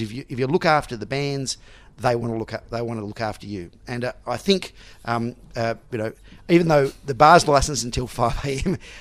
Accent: Melbourne, Victoria, Australia; also born or lived in Sydney; even though I was born in Sydney, I've grown grown up in Melbourne

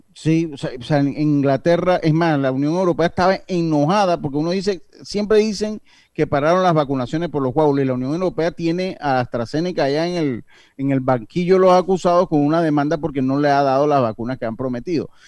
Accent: Herrera and Los Santos, Azuero, Panama; mi tierra

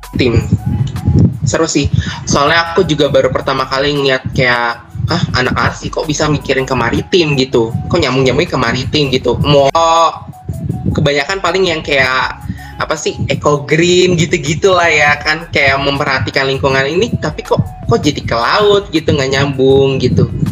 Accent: Bekasi, West Java, Indonesia; moved away as an adult; now in Yogyakarta, Indonesia; aku kan dari Bekasi

